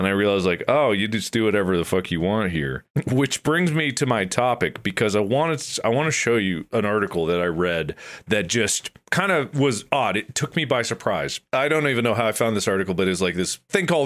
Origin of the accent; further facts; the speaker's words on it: Ohio, United States; now in Los Angeles, United States; I come from Ohio